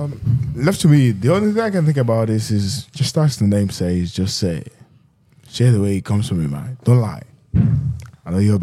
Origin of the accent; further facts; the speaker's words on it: Nigeria; I'm a Nigerian man. I was born in Nigeria, but I act like a Nigerian man. I talk like a Nigerian man. I think like a Nigerian.